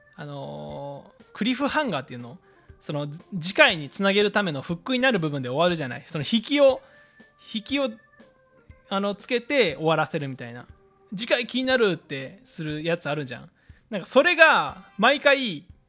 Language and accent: Japanese; Fukui, Japan; 出身が福井県なんですけれども